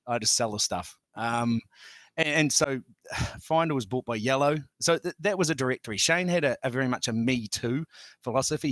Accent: Auckland, New Zealand; I grew up on the North Shore, Auckland's North Shore

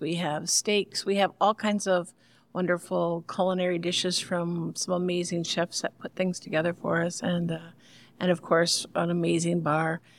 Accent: Long Island, New York, United States; now in Grand Rapids, United States; I grew up in Long Island in West Sable

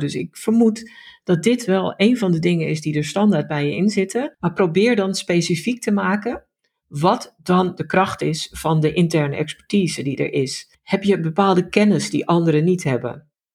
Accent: Netherlands; dan zijn wij Nederlanders

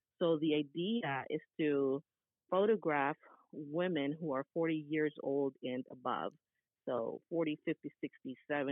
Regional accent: Philippines; moved away as an adult; now in United States; I'm born and raised in the Philippines. I'm a pure Filipina, and I came to the United States in 2009

